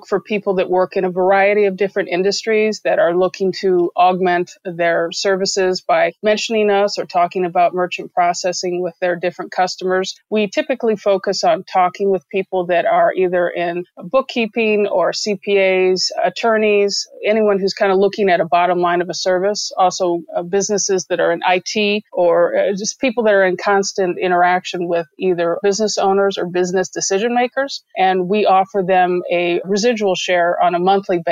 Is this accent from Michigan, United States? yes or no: yes; Bloomfield Hills, Michigan, United States; also born or lived in St. Louis, Missouri / Wellesley, Massachusetts / California; now in San Luis Obispo, United States; I grew up in Bloomfield Hills, Michigan, and then a bit later on in life, I moved to St. Louis, Missouri